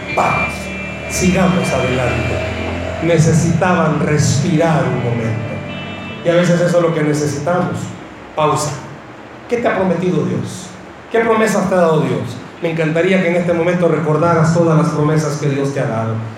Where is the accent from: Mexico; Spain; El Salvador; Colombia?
El Salvador; accent: Salvadoran; en buen salvadoreño